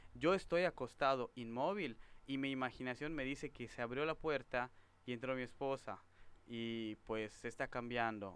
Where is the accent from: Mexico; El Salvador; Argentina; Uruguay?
Mexico; Yucatán; Yo soy el único yucateco